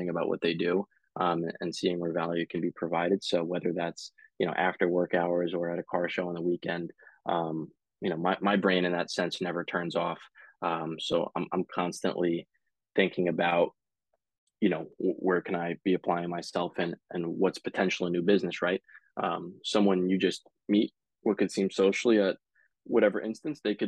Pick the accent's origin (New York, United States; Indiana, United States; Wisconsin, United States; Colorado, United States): New York, United States; South Shore, Nassau County, Long Island; also born or lived in San Luis Obispo, California; my mom, is from where I grew up now in the South Shore, Nassau County